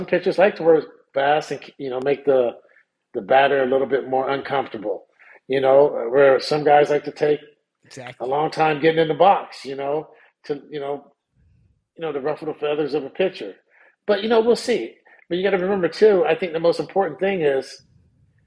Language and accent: English; Sacramento, California, United States; I'm from South Sacramento